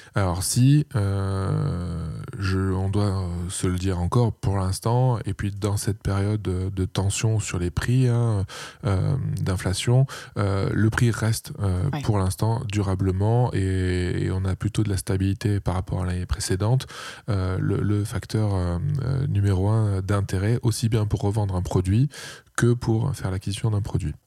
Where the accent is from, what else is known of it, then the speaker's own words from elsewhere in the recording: Aubagne, Provence-Alpes-Côte d'Azur, France; moved away as an adult; also born or lived in Marseille; now in Lille, France; je suis marseillais, j'ai grandi à côté des calanques de Cassis